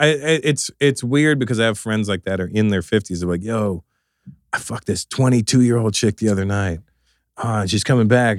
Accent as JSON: {"language": "English", "country": "Canada", "tie": "born or raised there", "said": "growing up in Canada"}